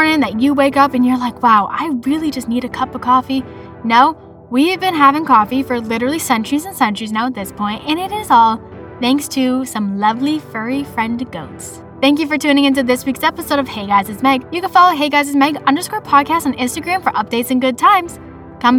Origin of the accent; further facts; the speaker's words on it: Boston, Massachusetts, United States; accent: Boston; My Boston accent